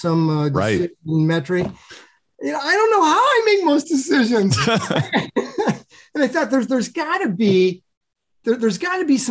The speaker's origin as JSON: {"language": "English", "town": "Sioux City", "region": "Iowa", "country": "United States", "tie": "born or raised there", "moved": "yes", "said": "I grew up in Sioux City, Iowa, in the western edge of Iowa, next to South Dakota"}